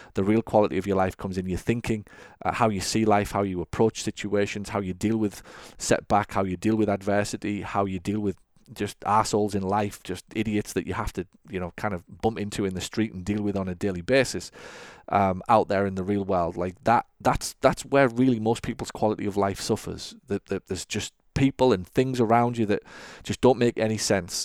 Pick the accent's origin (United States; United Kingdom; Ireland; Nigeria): United Kingdom; England; I grew up watching football in England